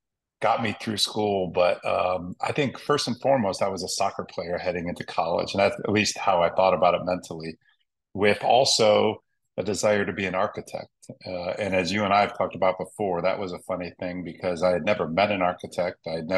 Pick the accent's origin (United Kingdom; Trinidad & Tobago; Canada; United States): United States; Cleveland, Ohio; growing up in Cleveland, Ohio